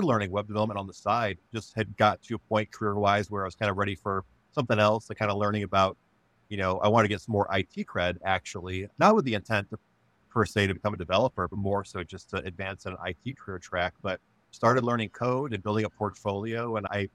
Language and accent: English; Monroe, Wisconsin, United States; now in Grand Rapids, United States; I grew up in Wisconsin on a dairy farm in the southern part of the state.